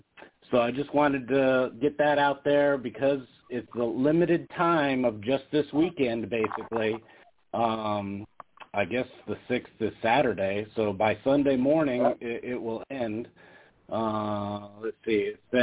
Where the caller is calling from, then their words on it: Las Vegas, Nevada, United States; Hey, it's … from Vegas.